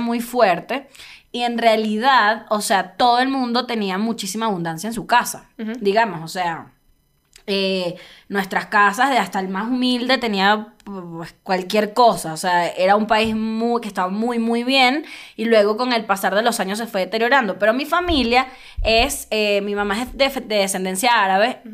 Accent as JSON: {"language": "Spanish", "town": "Caracas", "region": "Capital District", "country": "Venezuela", "also_born_or_lived": "El Tigre, Venezuela", "moved": "yes", "lives_now": "Mexico City, Mexico", "said": "soy caraqueña, yo soy capital, capitalina"}